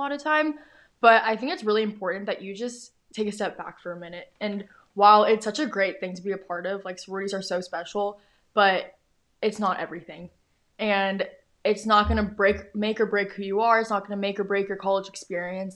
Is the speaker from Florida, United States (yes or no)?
no; Houston, Texas, United States; I grew up in Houston